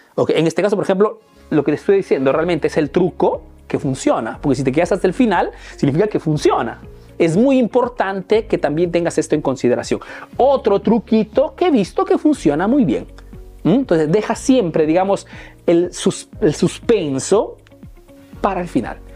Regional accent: Peru; now in Italy; soy un emprendedor peruano que vive hace años en Italia, en Europa

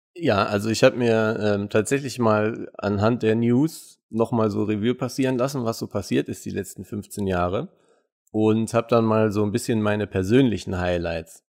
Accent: Munich, Bavaria, Germany; Ich bin ja, wie gesagt, in München geboren und aufgewachsen

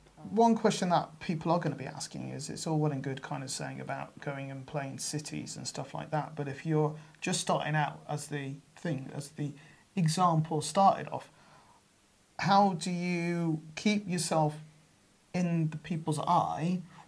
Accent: South West England, United Kingdom; accent: Gloucestershire; It's just my Gloucestershire accent.

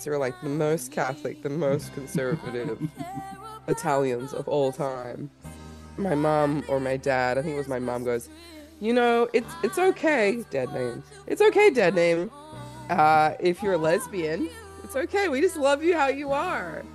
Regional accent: Australia; moved away; I'm Australian. We didn't grow up with your dumb Hallmark movies. We didn't grow up with cold Christmas. We grew up, it's like literally summer.

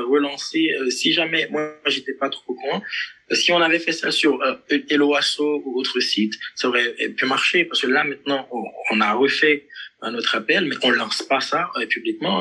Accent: Haiti; je suis haïtien.

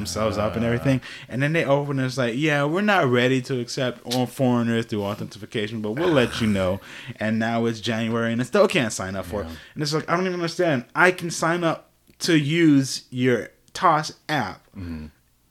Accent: Florida, United States; moved away as an adult; also born or lived in Miami / Orlando / Gainesville; growing up in Florida

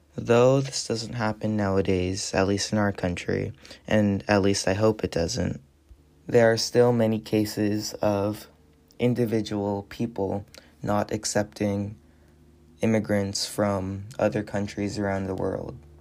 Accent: United States

